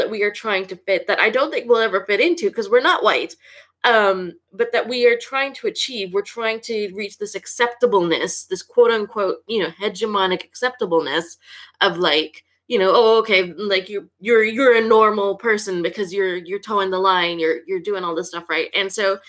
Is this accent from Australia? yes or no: no; Canada; I am first generation, born and raised in Canada